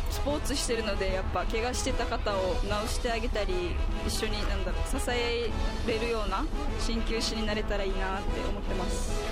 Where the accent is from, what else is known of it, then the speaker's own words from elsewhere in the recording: Chatan, Okinawa, Japan; 北谷出身です自分は北玉小学校で加え中です